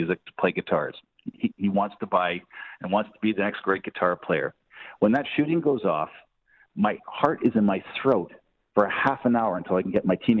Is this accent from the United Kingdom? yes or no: no; Canada; as Canadians and as Canadian voters